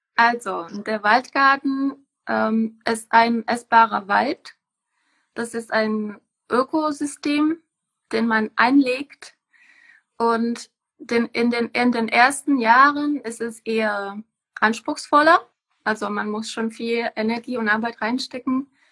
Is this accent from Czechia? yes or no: yes; Czechia; moved away as an adult; now in Germany; ich komme aus Tschechien. Ich bin hier äh, eigentlich nach Deutschland gekommen, um hier zu leben